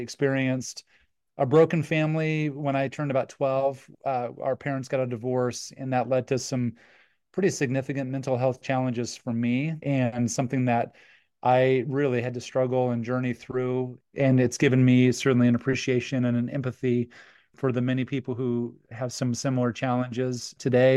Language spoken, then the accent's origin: English; Cheyenne, Wyoming, United States; we grew up in Cheyenne, Wyoming.